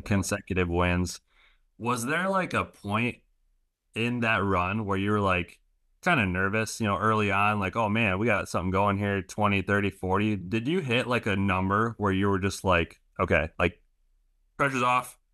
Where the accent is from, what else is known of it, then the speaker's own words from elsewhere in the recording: Grand Rapids, Michigan, United States; growing up in Grand Rapids